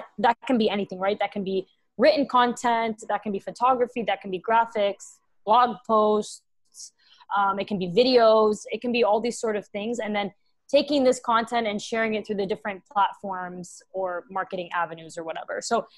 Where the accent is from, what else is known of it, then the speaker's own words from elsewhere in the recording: Dubai, United Arab Emirates; also born or lived in Texas, United States; now in New York, United States; I live in New York City, Big Apple baby, but I am originally Lebanese and Syrian, and I grew up in Dubai. But I also was born in Texas, so I'm all over the place.